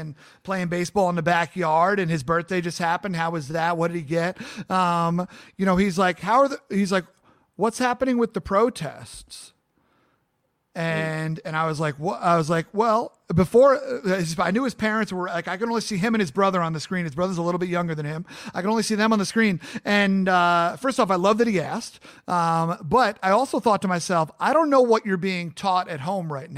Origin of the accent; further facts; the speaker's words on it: Long Island, New York, United States; moved away as an adult; I'm born and raised in Long Island, New York.